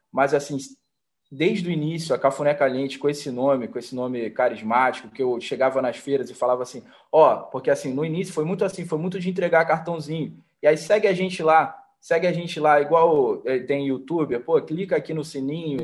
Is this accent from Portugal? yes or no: no; Rio de Janeiro, Brazil; sou do Rio de Janeiro